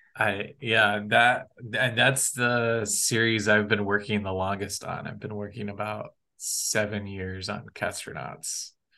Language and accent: English; Kalamazoo, Michigan, United States; I grew up in Michigan in Kalamazoo, Michigan